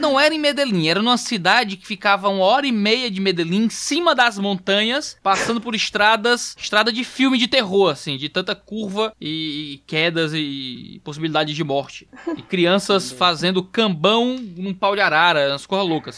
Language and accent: Portuguese; Ceará, Brazil; Saí do Ceará, couro fino, cearense.